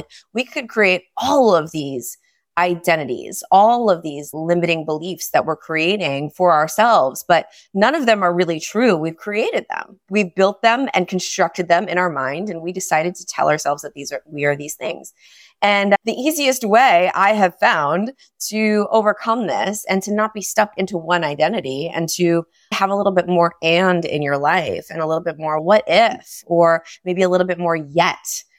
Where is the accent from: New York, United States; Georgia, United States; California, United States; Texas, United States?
New York, United States; New York City; moved away as an adult; now in South Florida, United States; I'm from New York. I'm a New Yorker, and we moved to South Florida literally yesterday.